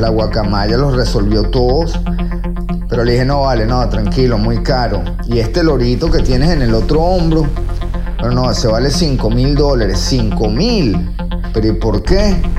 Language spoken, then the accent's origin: Spanish; Venezuela; moved away; yo como venezolano